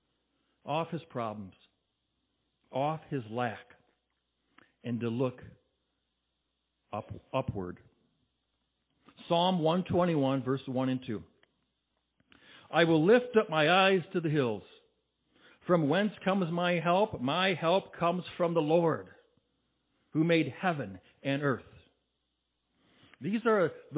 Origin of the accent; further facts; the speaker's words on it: Bay City, Michigan, United States; I'm from Bay City